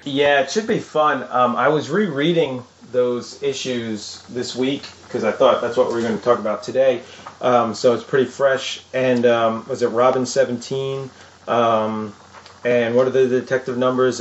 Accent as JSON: {"language": "English", "area": "Long Island", "region": "New York", "country": "United States", "tie": "born or raised there", "said": "growing up in Long Island, New York"}